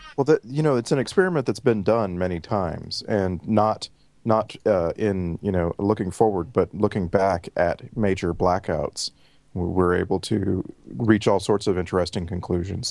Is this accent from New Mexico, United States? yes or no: no; Texas, United States; moved away as an adult; now in Vancouver, Canada; thirty-five years in Texas, uh, the last, uh, year plus in Vancouver, British Columbia, Canada